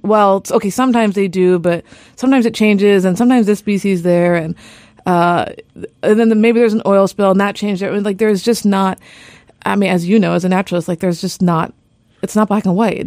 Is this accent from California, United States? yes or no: yes; California, United States; moved away as an adult; now in Juneau, United States; I'm from California, and I moved up here